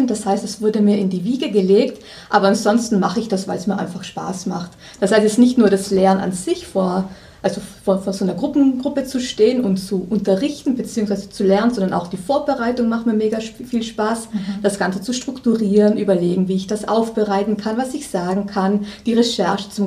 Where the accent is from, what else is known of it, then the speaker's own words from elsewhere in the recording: Trentino-Alto Adige, Italy; also born or lived in Austria; now in Munich, Germany; Ich komme aus Südtirol, bin dann über Österreich irgendwann nach München gekommen, wohne hier jetzt seit zehn Jahren